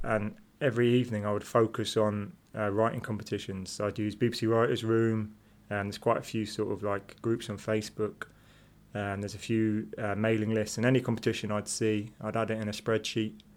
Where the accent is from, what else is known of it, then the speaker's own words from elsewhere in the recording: London, United Kingdom; now in Leeds, United Kingdom; I was born in Leeds. Um, I moved to London when I was about three or four. Um, grew up in West London, place called Kilburn